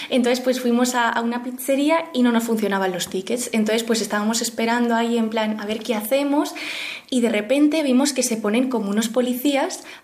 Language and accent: Spanish; Madrid, Community of Madrid, Spain; Tengo 17 años y voy a empezar este curso en septiembre, eh, segundo de bachillerato, y soy de Madrid.